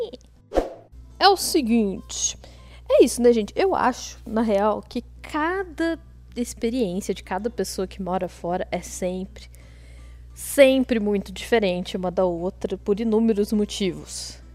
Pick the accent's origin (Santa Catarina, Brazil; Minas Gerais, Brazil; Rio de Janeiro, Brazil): Minas Gerais, Brazil; Botelhos; also born or lived in Poços de Caldas; eu sou de Botelhos, que talvez muita gente não conheça, uma cidadezinha muito pequenininha